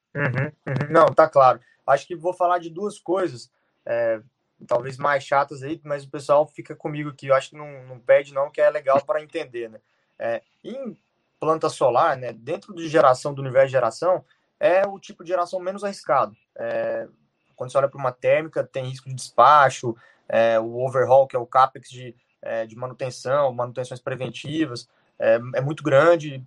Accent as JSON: {"language": "Portuguese", "town": "Goiânia", "region": "Goiás", "country": "Brazil", "said": "eu sou goiano também"}